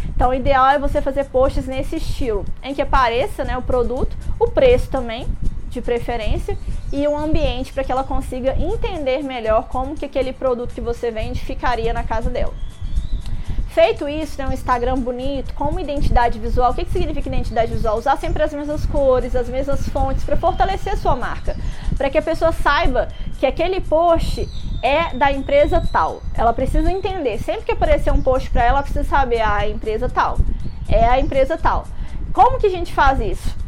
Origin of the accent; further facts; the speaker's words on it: Minas Gerais, Brazil; now in Rio de Janeiro, Brazil; Eu sou mineira